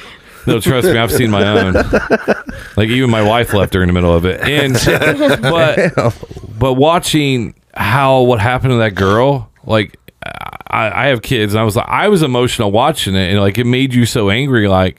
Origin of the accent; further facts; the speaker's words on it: Seymour, Indiana, United States; moved away as an adult; now in Indianapolis, United States; I grew up in Seymour, which is southern Indiana.